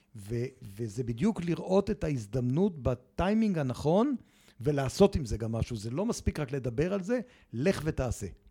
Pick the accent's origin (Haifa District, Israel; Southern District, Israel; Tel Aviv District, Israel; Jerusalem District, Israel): Jerusalem District, Israel; Jerusalem; כשהייתי בכיתה ח' והייתי במועצת התלמידים בירושלים